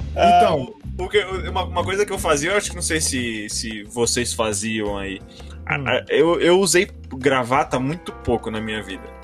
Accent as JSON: {"language": "Portuguese", "country": "Brazil", "said": "como bom brasileiro"}